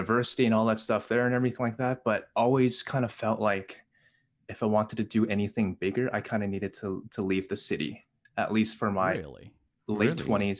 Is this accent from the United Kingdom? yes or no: no; Canada; also born or lived in Hong Kong; I was raised in, I was born in Hong Kong. I moved to Canada when I was 3 months old.